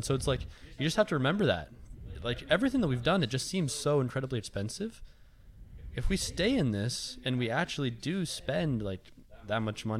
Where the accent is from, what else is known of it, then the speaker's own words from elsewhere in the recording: Colorado, United States; obviously I'm from Colorado